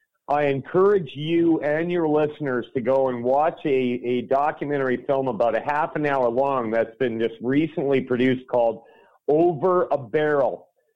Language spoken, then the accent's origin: English; Alberta, Canada; I was born in Alberta, Canada, okay? My father's from Chicago